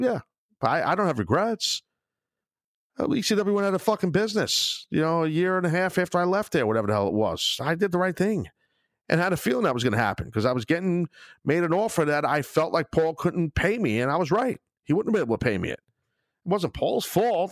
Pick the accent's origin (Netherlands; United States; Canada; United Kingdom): United States; Brooklyn, New York; being in my hometown of Brooklyn